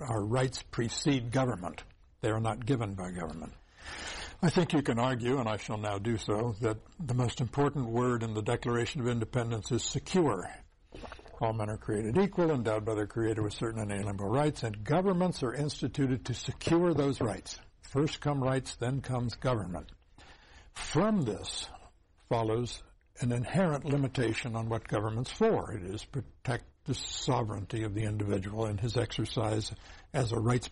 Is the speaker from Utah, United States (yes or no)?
no; Champaign County, central Illinois, United States; I grew up in central Illinois